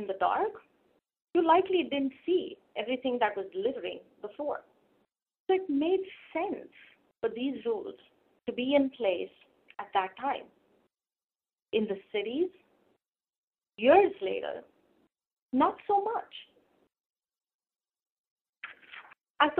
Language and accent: English; India; Growing up in India